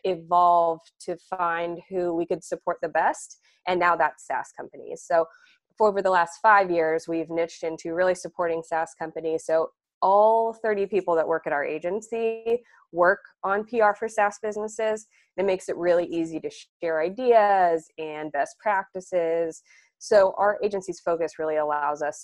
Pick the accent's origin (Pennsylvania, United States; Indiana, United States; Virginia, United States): Indiana, United States; I grew up in Indiana